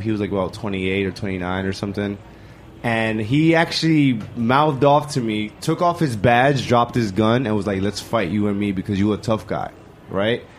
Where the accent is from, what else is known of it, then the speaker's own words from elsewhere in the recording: New York City, New York, United States; also born or lived in Bushwick, New York City; I grew up in the Lower East Side